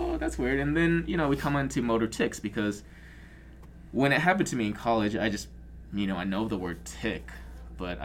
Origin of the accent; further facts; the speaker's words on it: Arizona, United States; I'm from Arizona